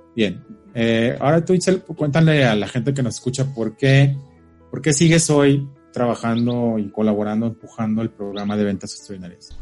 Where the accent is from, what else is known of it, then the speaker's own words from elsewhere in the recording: Mexico City, Mexico; nosotros que venimos de la Ciudad de México